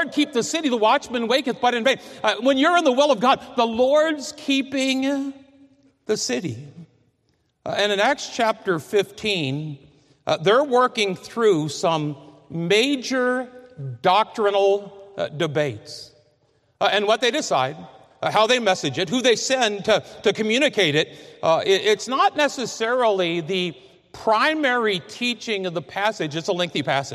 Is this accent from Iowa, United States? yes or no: yes; Fort Madison, Iowa, United States; I grew up in Fort Madison, Iowa, on the Mississippi River, 20 miles south of Burlington